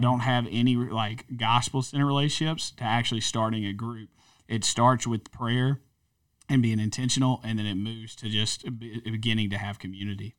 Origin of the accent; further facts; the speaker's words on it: North Louisiana, United States; moved away; I guess really North Louisiana, but I spent twelve years in South Louisiana.